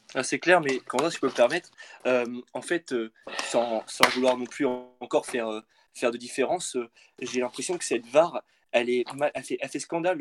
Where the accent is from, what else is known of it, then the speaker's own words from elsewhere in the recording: central France, France; je viens du, du, centre de la France.